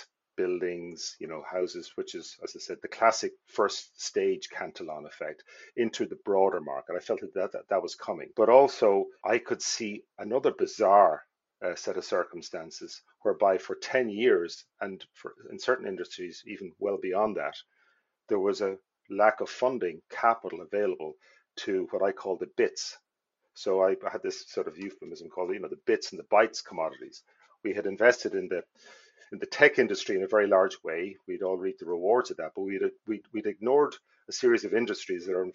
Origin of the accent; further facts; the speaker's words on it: Ireland; moved away as an adult; also born or lived in Dublin / Wicklow / Donegal; now in United States; we moved as a family from Wicklow